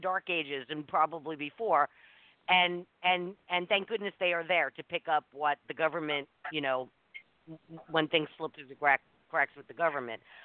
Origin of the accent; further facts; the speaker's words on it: New York City, New York, United States; moved away; I grew up in New York City in the 60s and 70s